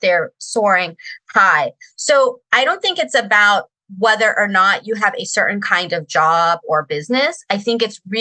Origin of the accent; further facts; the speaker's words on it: Sterling, Virginia, United States; also born or lived in Reston, Virginia; I grew up in Virginia too